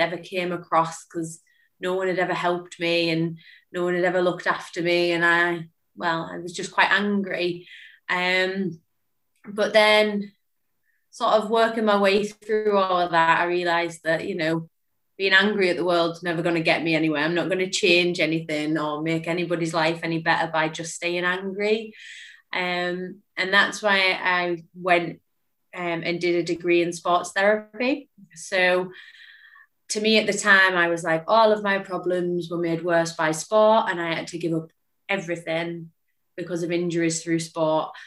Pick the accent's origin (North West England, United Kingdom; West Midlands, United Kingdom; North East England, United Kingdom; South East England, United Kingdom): North West England, United Kingdom; Lake District; also born or lived in Liverpool; I relocated from Liverpool back up to the Lake District where I'm from.